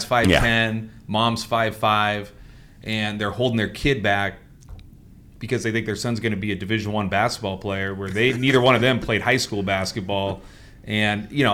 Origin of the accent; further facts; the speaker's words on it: Dallas, Texas, United States; we're both from Dallas, different eras